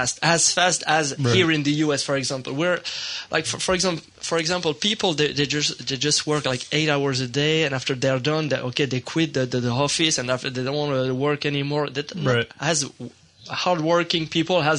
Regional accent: Paris, Île-de-France, France; English is a second language; We're French comedians. We're from Paris

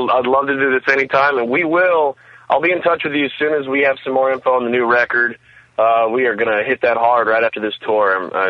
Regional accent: Texas, United States; I'm from Texas

